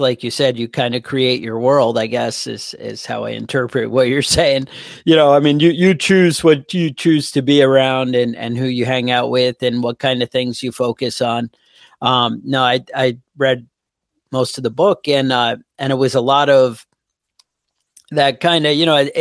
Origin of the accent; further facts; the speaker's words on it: New York, United States; I'm from New York